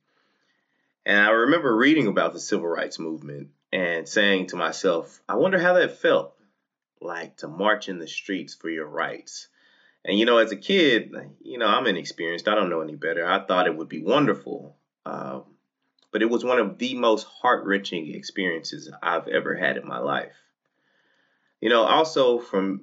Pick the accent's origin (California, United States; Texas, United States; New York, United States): Texas, United States; Fort Worth; moved away; I was born and raised in Fort Worth, Texas